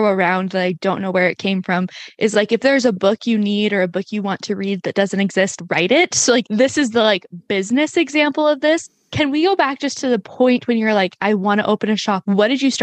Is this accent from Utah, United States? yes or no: yes; Salt Lake City, Utah, United States; born or raised there